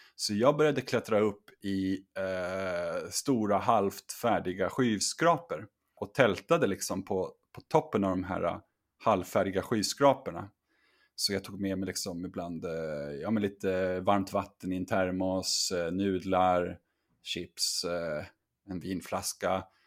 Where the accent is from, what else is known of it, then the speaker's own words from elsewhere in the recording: Sweden; also born or lived in China; hemma i Sverige